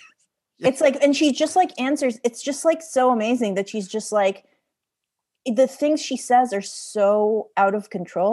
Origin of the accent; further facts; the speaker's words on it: Israel; I'm from Israel